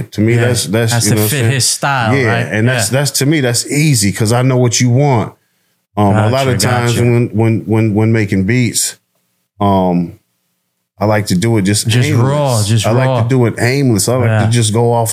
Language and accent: English; Detroit, Michigan, United States; I came from Joy Row